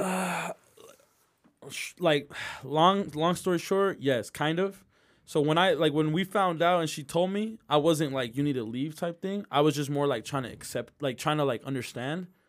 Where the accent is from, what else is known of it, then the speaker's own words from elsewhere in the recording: Midvale, Utah, United States; I grew up in Midvale